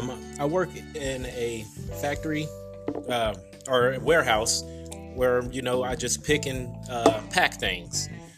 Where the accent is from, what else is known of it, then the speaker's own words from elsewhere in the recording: Indianapolis, Indiana, United States; also born or lived in Alabama; I was born and raised in Indianapolis, went to Alabama A&M University for computer science.